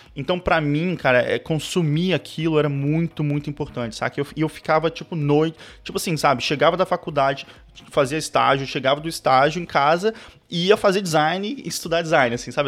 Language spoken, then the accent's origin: Portuguese; Brasília, Federal District, Brazil; also born or lived in South of Brazil; eu sou de Brasília, eu... Na verdade, nasci no Sul, mas fui criado em Brasília, assim, fui muito cedo para lá